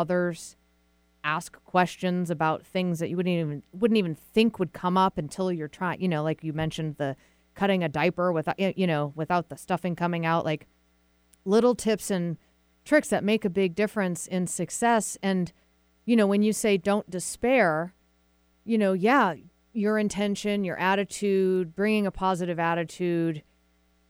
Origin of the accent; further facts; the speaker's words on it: Massachusetts, United States; moved away; also born or lived in Vermont; I'm from Massachusetts originally and went to school in Vermont.